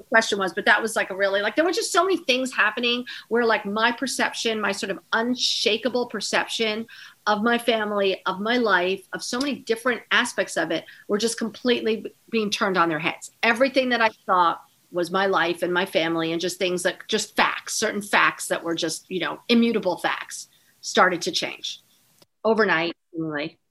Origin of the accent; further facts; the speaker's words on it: New York, United States; also born or lived in East Hampton, New York; when I was growing up in East Hampton